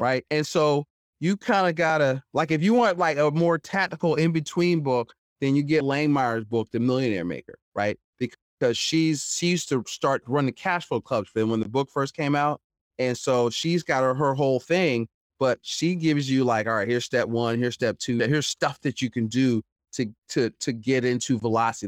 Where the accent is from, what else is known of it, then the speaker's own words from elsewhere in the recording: Philadelphia, Pennsylvania, United States; I'm born and raised in Philadelphia, uh, so not West Philly, like Fresh Prince, North Philly